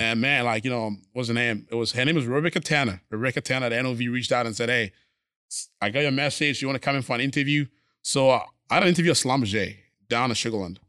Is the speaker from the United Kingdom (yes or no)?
no; Ghana; moved away as an adult; also born or lived in Missouri / Minnesota / New York; now in Houston, United States; born and raised in Ghana